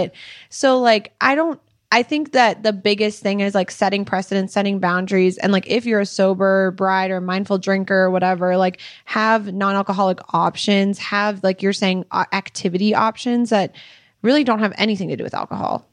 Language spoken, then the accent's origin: English; Minnesota, United States; moved away as an adult; now in Utah, United States; we are from Minnesota, and then we moved to Utah a year and a half ago